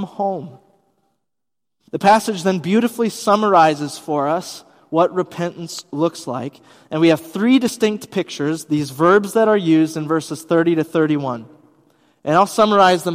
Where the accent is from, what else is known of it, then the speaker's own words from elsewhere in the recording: Wisconsin, United States; moved away as an adult; also born or lived in Bavaria, Germany; I'm from Wisconsin